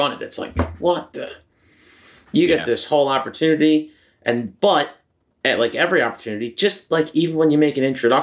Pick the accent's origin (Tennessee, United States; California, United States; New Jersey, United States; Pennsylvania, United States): New Jersey, United States; the South Jersey work ethic is ridiculous. Philly, South Jersey. We're special